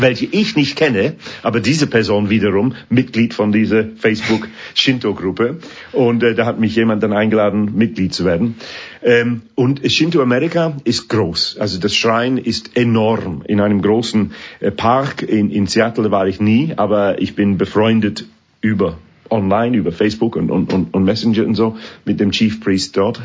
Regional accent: England, United Kingdom; German is a second language; moved away as an adult; also born or lived in Sheffield; now in Switzerland; Musik von meiner Heimat

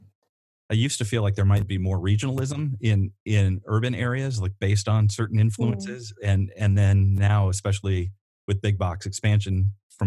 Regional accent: Northern Illinois, United States; moved away as an adult; now in Iowa City, United States; I grew up in Northern Illinois as well

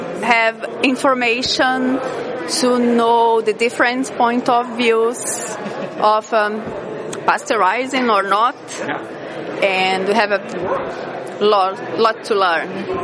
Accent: Brazil; moved away as an adult; now in Italy; I'm from Brazil, living in Italy from the next 3 years.

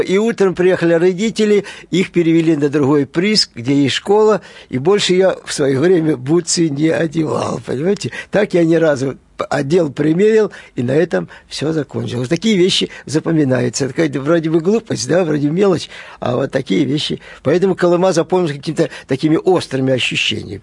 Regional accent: Brest, Brest Region, Belarus; moved away; also born or lived in Kolyma / Minsk; В северном городке мы начали свою жизнь в Бресте

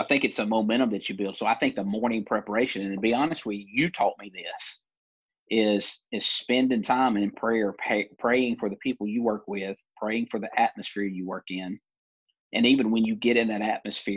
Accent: Alabama, United States; moved away as an adult; I grew up in Alabama, in the South

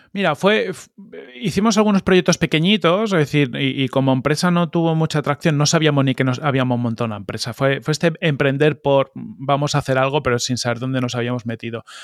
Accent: Madrid, Community of Madrid, Spain; also born or lived in Palma de Mallorca / Arenys de Mar; estuve hasta los siete años en, en de Mar y luego ya nos mudamos a Madrid

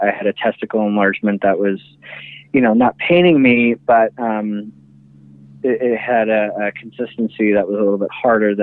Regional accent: Canada; now in New York, United States; I'm Canadian

